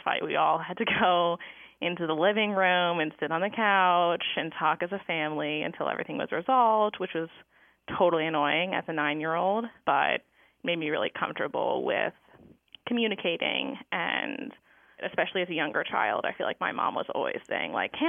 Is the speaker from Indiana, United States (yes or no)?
no; Durham, North Carolina, United States; moved away as an adult; also born or lived in Michigan; I grew up in Durham, North Carolina, at a Quaker school, and I attended the Carolina Friends School